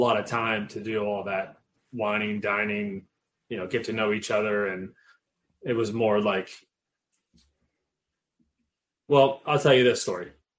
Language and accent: English; Pittsburgh, Pennsylvania, United States; born or raised there